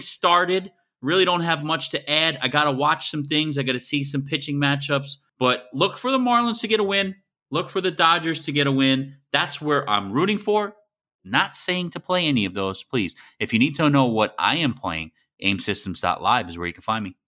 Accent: Miami, Florida, United States; I'm from Miami

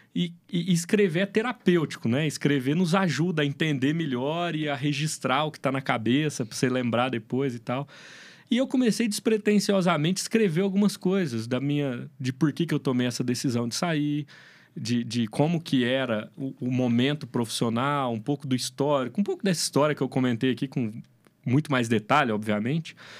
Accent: Minas Gerais, Brazil; eu sou mineirinho come quieto

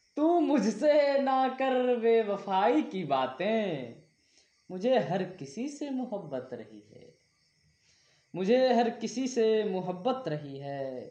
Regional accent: Saharsa, Bihar, India; मैं बिहार राज्य के सहरसा जिला का रहने वाला हूँ

